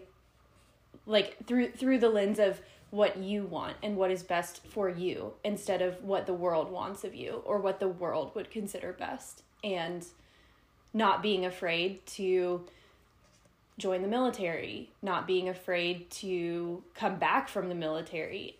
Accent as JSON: {"language": "English", "region": "North Carolina", "country": "United States", "tie": "born or raised there", "also_born_or_lived": "Atlanta, Georgia / Tulsa, Oklahoma", "moved": "as an adult", "said": "I was born in Atlanta, Georgia, but I grew up in a small town in North Carolina"}